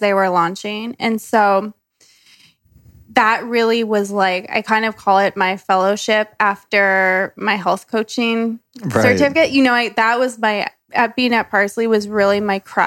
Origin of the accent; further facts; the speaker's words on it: New York City, New York, United States; I'm a New Yorker